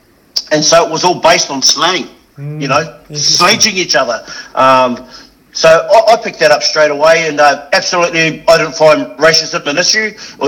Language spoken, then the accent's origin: English; New Zealand; moved away as an adult; now in Australia; The hard thing, I guess, was coming from New Zealand is understanding the Aussie humour.